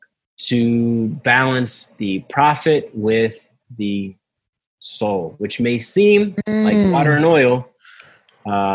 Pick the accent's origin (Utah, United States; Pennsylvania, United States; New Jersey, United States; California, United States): Pennsylvania, United States; Philadelphia; also born or lived in Maryland / West Coast; I was born and raised in Mount Airy